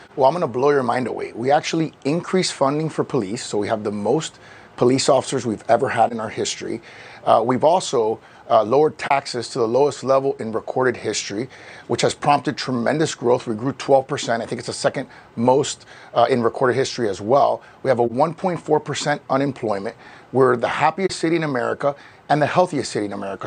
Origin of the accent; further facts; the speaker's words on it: Miami, Florida, United States; I grew up in Miami. I was born and raised there.